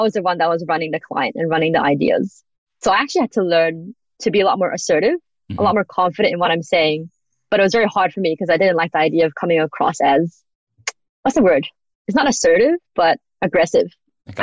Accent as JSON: {"language": "English", "country": "Australia", "tie": "born or raised there", "also_born_or_lived": "United States", "said": "I grew up in Australia. I lived in America"}